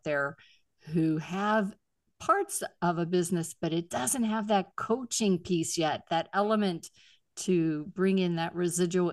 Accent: Pittsburgh, Pennsylvania, United States; moved away; I'm originally from Pittsburgh

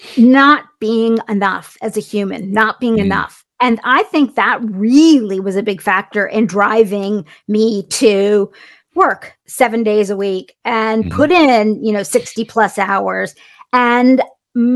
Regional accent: a small town in Indiana, United States; I grew up in a small town in Indiana, and I'm half Indian, and my mom's from upstate New York, my dad's from India.

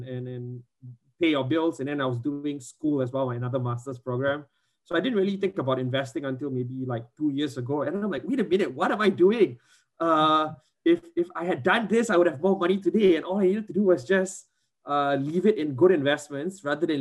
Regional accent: Singapore; I grew up in Singapore

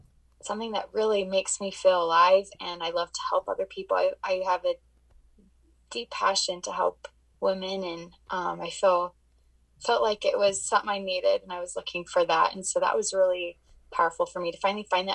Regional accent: Arizona, United States; now in Utah, United States; I was born and raised in Arizona, and now I live in Utah

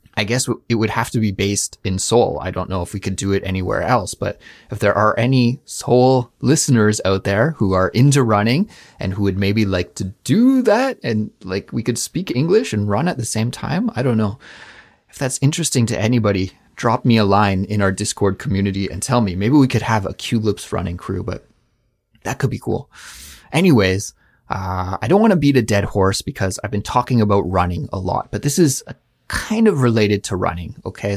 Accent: Canada; moved away as an adult; also born or lived in Montreal; now in South Korea; a Canadian person living abroad in South Korea

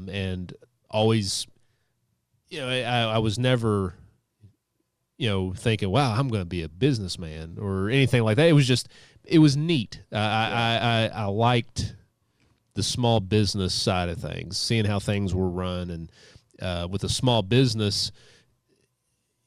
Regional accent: Ashland, Kentucky, United States; I grew up in Ashland, Kentucky, and close family

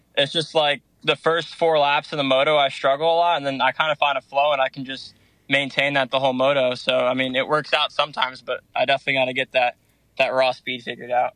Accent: Danbury, Connecticut, United States; moved away; I'm from Danbury, Connecticut

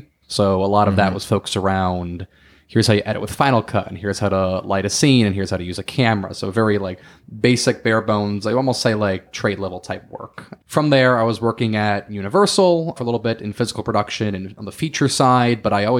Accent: Florida, United States; also born or lived in New York / New Jersey; So I am from the East Coast initially. I was born in New York. I was raised in Florida. I spent some time in Jersey, kind of bounced up and down the East Coast for most of my life.

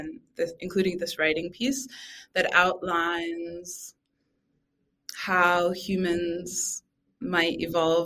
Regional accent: Boston, Massachusetts, United States; I grew up in Boston

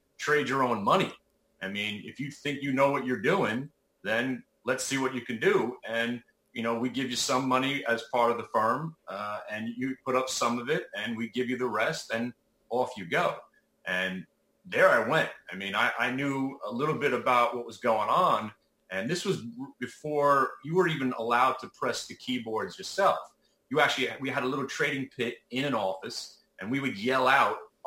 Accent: New York City, New York, United States; moved away as an adult; now in New Jersey, United States; I'm from Brooklyn. Live in New Jersey now

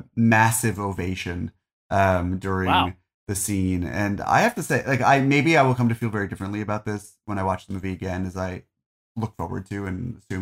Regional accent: New Jersey, United States; also born or lived in Arizona / California; I grew up in New Jersey. We're the only Jews in town. Then we moved to Arizona and then we moved to California and I was bullied for being a Jew.

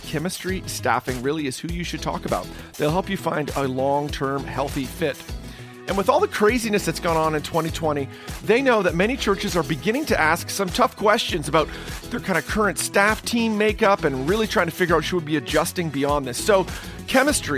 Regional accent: Canada; I'm Canadian. I'm on the other side of Lake Erie

